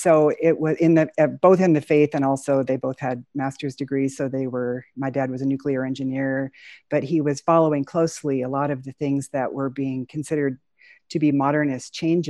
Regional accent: Southern California, United States; now in Spokane, United States; I was born and raised in Southern California

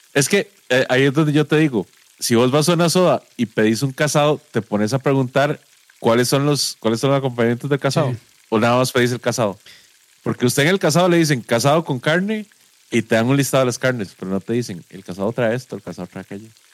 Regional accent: Guápiles, Limón, Costa Rica; moved away as an adult; also born or lived in San José / Heredia; Yo crecí en Guapiles y, digamos, me, vine a estudiar a San José, pero rápido me fui para Heredia

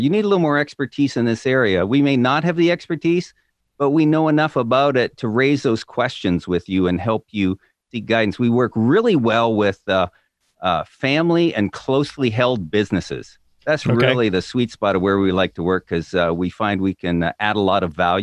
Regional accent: Southern Ontario, Canada; moved away as an adult; also born or lived in New York State; now in Illinois, United States; I grew up in Southern Ontario in Canada

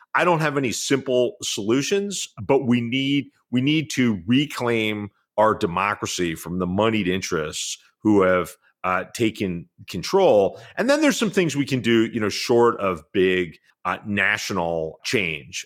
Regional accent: New York City, New York, United States; as a white kid growing up in New York

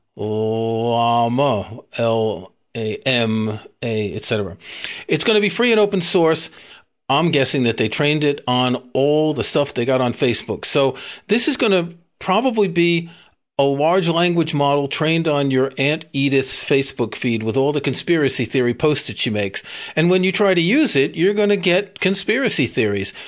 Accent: New York, United States; I grew up in New York.

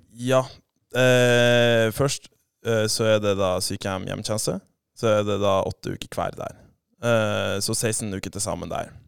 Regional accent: Saltstraumen, Nordland, Norway; accent: broader dialect; also born or lived in Bodø; Jeg er jo fra Saltstrøm, da, så har jo litt bredere dialekt

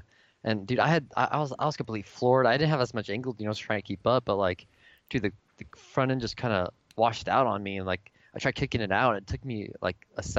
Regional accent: Seattle, Washington, United States; also born or lived in Lancaster, California; I was born in Lancaster in the Mojave Desert, but I moved up to Washington when I was two, so I pretty much lived in Seattle.

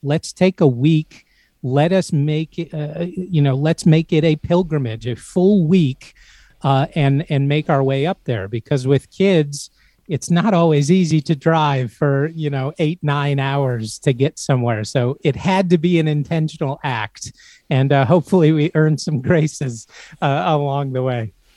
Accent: Central Valley of California, United States; moved away; also born or lived in Idaho; I, I grew up in the Central Valley of California and then moved for a time in Idaho

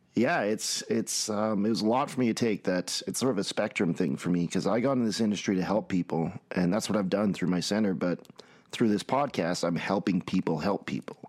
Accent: Red Deer, Alberta, Canada; I'm from Red Deer, Alberta, Canada, and I run a float center

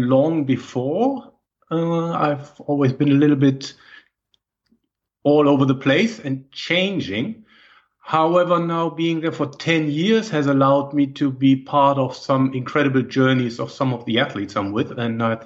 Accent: Germany; English is a second language; moved away as an adult; also born or lived in Berlin / Madrid / Cologne; now in Netherlands; I think from my accent, it's very difficult to not know where I'm coming from. I'm originally from Germany.

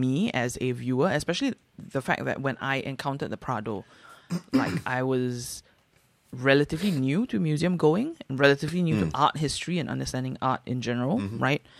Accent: Singapore; Which I feel like growing up in Singapore, it's like this is the gift that older generations have passed down onto you, and you shall live in this world, right?

